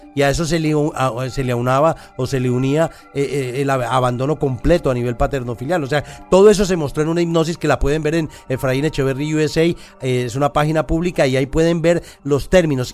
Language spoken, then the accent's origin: Spanish; Colombia; nosotros como colombianos